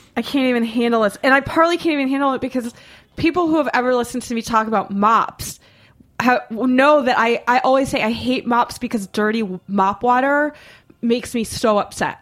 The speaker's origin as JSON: {"language": "English", "town": "Boston", "region": "Massachusetts", "country": "United States", "said": "I'm from Boston."}